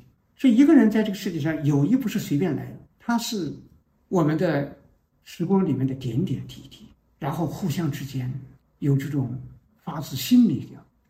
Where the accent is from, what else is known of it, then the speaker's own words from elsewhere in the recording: China; 这就是我们中国人一个农民，从来没人做这件事